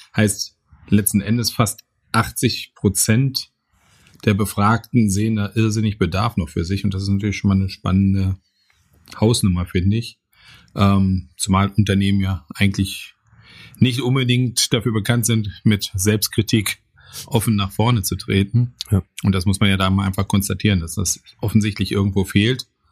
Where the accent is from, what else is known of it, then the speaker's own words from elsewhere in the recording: Bochum, North Rhine-Westphalia, Germany; als Kinder des Ruhrgebiets